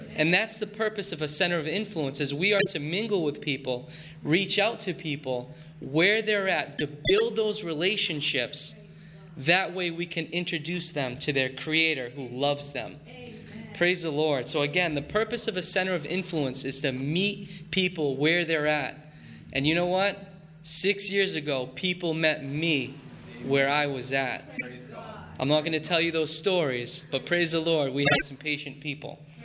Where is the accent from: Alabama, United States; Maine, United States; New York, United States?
Maine, United States; growing up in Maine